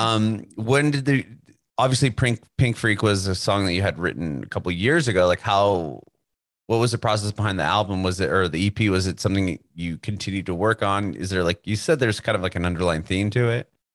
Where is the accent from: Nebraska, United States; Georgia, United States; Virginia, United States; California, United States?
California, United States; San Diego; moved away as an adult; now in Nashville, United States; We were born and raised in San Diego